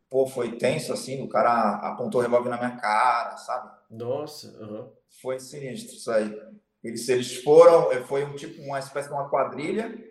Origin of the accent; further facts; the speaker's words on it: Santos, São Paulo, Brazil; Sou de Santos. Santos.